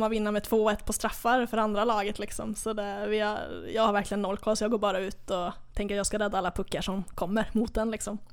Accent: Hova, Västra Götaland, Sweden; now in Södra Råtorp, Sweden; jag är från, eh, Lilla Hova i Skaraborg

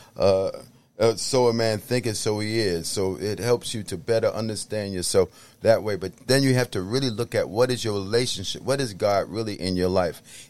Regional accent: New York City, New York, United States; I grew up, uh, in the Bronx

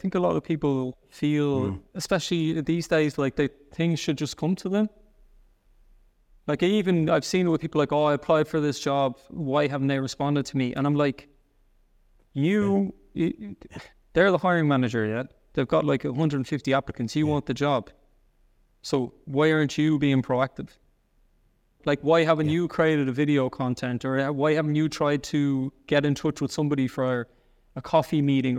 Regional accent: Ireland; accent: soft Irish; now in Germany; they think I'm from a different part because I have a bit of a softer Irish accent.

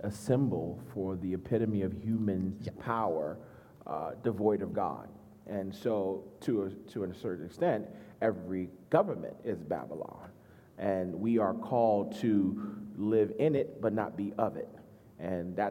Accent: Nigeria; moved away; I'm Nigerian

